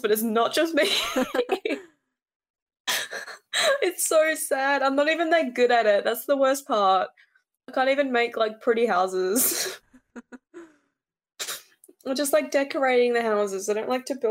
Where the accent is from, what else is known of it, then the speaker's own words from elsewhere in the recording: Western Australia, Australia; I'm from West Australia